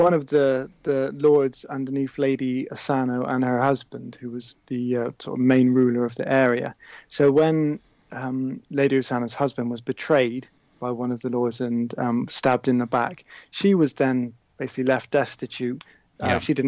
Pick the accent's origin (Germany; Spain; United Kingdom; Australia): United Kingdom; just outside Bristol, South West England; I grew up just outside Bristol